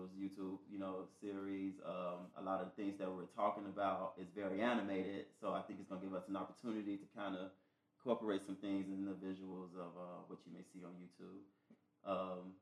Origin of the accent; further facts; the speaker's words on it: Chicago, Illinois, United States; growing up in Chicago as a gay black male